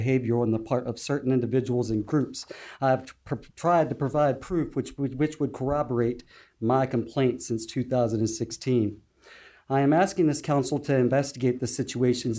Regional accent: Chesapeake, Virginia, United States; Growing up in the Indian River section of Chesapeake, downtown Norfolk has been my backyard

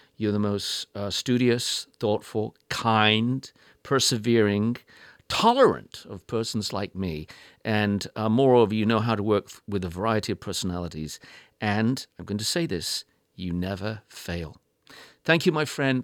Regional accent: United Kingdom; I am British

